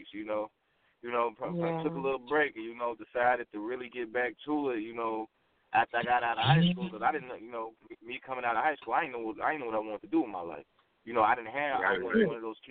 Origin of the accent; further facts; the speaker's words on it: Chicago, Illinois, United States; I grew up on the south side of Chicago, Illinois.